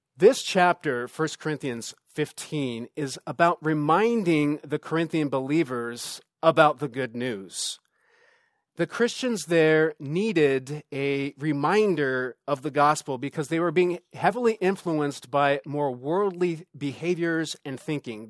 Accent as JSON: {"language": "English", "region": "Southern California", "country": "United States", "moved": "as an adult", "lives_now": "Sonoma County, United States", "said": "we moved up here a few years ago to do ministry, and we're originally from Southern California"}